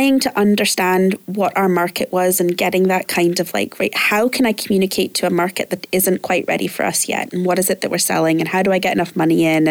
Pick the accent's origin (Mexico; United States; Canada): Canada; now in Glasgow, United Kingdom; I'm originally Canadian